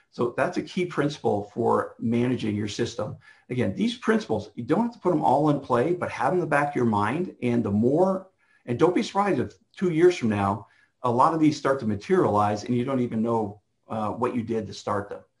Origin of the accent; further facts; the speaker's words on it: Canada; now in United States; I spent a lot of years when I moved down here from Canada, Janice and I did